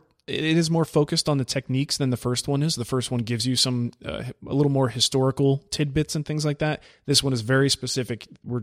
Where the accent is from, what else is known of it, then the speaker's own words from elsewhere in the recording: Michigan, United States; Hi, I'm from Michigan.